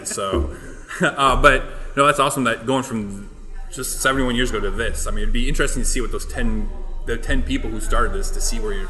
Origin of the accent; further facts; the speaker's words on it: Muscatine, Iowa, United States; also born or lived in Clinton, Iowa / Cedar Rapids, Iowa; now in Dubuque, United States; I'm from Muscatine.